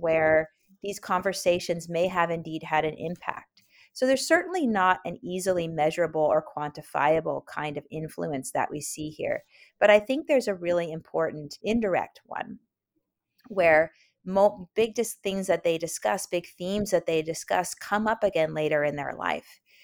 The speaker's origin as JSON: {"language": "English", "town": "Oakland", "region": "California", "country": "United States", "tie": "born or raised there", "also_born_or_lived": "Berkeley / San Francisco", "said": "I grew up in Oakland, California, and spent most of my life in Oakland, Berkeley, and San Francisco when I was a, when I was a kid and a teenager"}